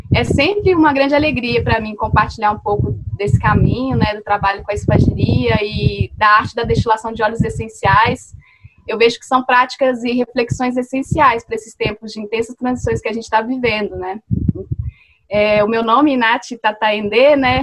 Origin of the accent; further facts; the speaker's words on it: Mariana, Minas Gerais, Brazil; moved away as an adult; also born or lived in Belo Horizonte; Eu cresci em Mariana, né, em Minas Gerais, e eu passei a minha infância vendo a minha mãe fazer sabão artesanal